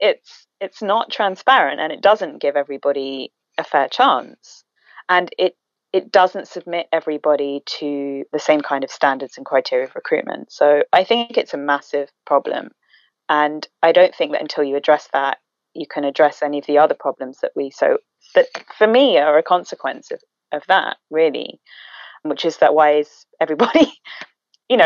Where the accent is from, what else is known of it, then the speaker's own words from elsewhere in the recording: England, United Kingdom; I grew up in England, non-white